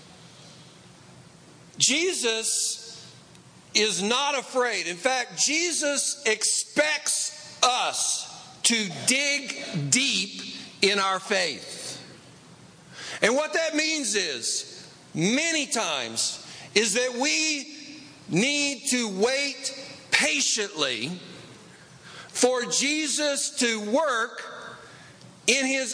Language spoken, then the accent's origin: English; East Tennessee, United States; now in Los Angeles, United States; I grew up in East Tennessee